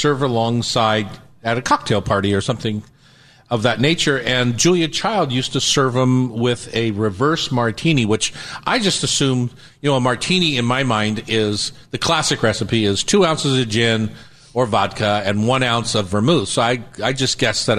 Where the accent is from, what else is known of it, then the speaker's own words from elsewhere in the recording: East Coast, United States; now in Seattle, United States; I grew up on the East Coast